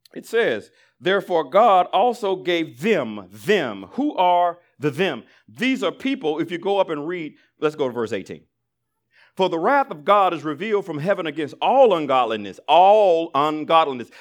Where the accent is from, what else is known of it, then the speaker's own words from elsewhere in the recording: Alabama, United States; I grew up in Alabama